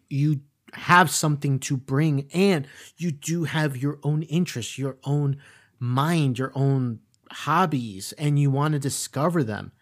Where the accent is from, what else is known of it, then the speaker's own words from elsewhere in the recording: South Florida, United States; we grew up in South Florida